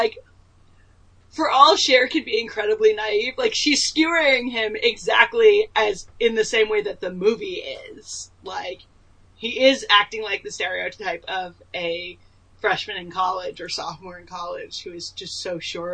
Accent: East Coast, United States; I grew up on the East Coast

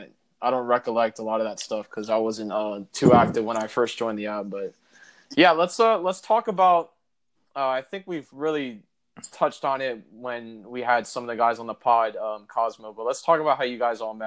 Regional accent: Miami, Florida, United States

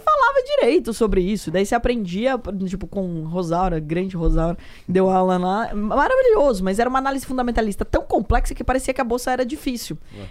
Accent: Porto Feliz, São Paulo, Brazil; also born or lived in Sorocaba; Eu sou de Porto Feliz

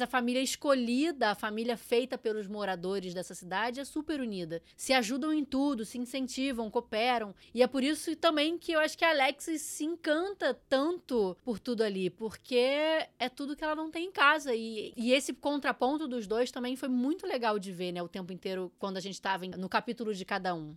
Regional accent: Brazil; somos brasileiros brasileiros

